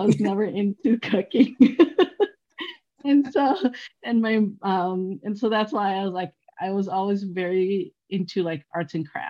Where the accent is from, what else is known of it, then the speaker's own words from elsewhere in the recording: Milwaukee, Wisconsin, United States; also born or lived in Laos; I grew up in Milwaukee, and the area that I grew up, they were pretty diverse